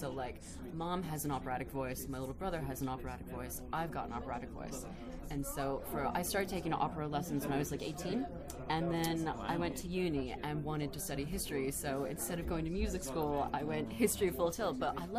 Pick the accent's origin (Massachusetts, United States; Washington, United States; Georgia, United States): Massachusetts, United States; Boston; so, I'm from Boston.